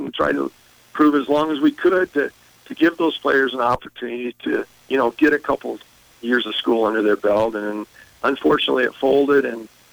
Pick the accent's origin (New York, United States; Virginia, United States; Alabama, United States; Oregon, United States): Oregon, United States; Eugene; moved away; also born or lived in Montana; I grew up in Eugene